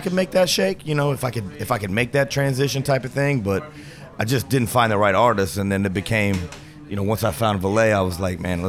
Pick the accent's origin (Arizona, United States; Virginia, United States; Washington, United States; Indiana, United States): Indiana, United States; Anderson; moved away as an adult; now in Chicago, United States; I'm originally from Anderson, Indiana